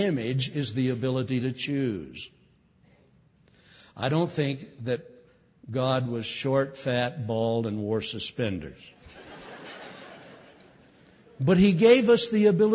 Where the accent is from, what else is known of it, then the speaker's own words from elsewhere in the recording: California, United States; I'm from California.